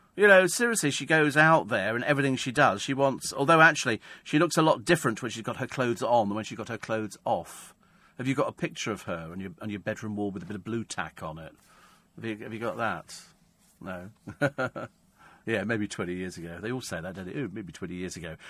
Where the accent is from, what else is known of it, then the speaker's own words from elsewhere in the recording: United Kingdom; Because we're British. We're British.